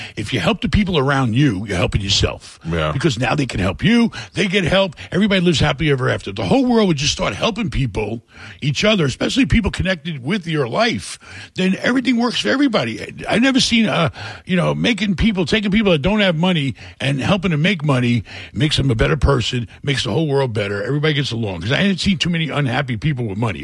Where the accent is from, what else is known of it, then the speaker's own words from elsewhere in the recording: New York City, New York, United States; moved away as an adult; also born or lived in Rockaway / Queens / Brooklyn / Hell's Kitchen, Manhattan; I grew up in New York, really bad neighborhoods. You know, I grew up in a really lousy town of uh, Rockaway in a bad part.